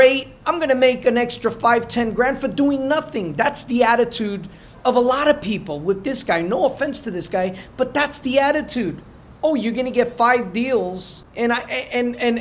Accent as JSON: {"language": "English", "region": "New Jersey", "country": "United States", "said": "I'm from Jersey"}